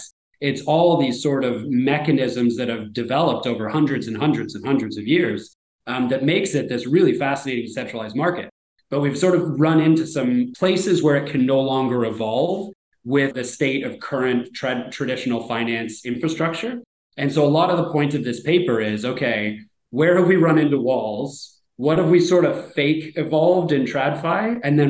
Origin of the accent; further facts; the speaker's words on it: Canada; back to my example of me as a Canadian, you know, going down to Vegas